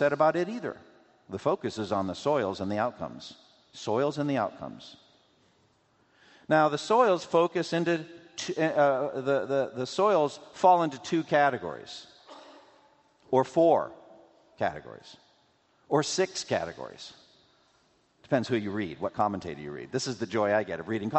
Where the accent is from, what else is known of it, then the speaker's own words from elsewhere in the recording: New England, United States; I grew up in New England